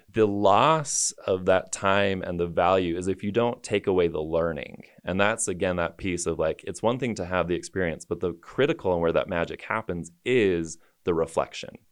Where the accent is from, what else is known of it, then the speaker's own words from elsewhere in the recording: Taylorsville, Utah, United States; moved away as an adult; also born or lived in New York City; born and raised in Taylorsville, Utah